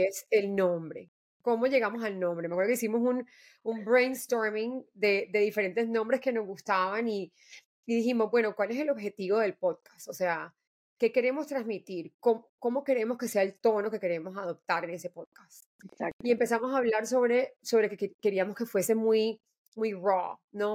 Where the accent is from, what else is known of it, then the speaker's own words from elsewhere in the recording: Colombia; soy eh, mujer colombiana